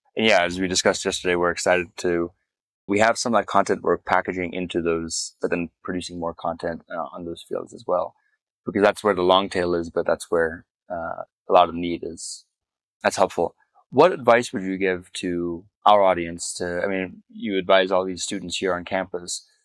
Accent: Namibia; moved away; I was born in Namibia. I returned to Namibia six years ago after 25 years of not having been back

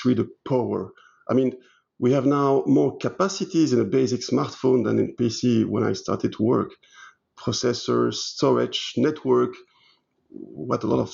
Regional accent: Belgium; first language French; English is a second language; moved away as an adult; also born or lived in Liège, Belgium / Brussels, Belgium; now in Luxembourg; I'm 51, both Belgian and British nationalities, even if my mother tongue is French.

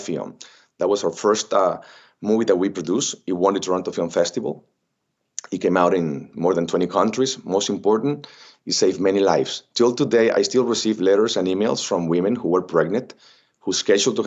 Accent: Xicoténcatl, Tamaulipas, Mexico; English is a second language; moved away as an adult; also born or lived in Ciudad Mante, Tamaulipas / Miami / Los Angeles; I'm from Mexico. I was born in Ciudad Mante, Tamaulipas, raised in a very little town called Jicotencal, Tamaulipas

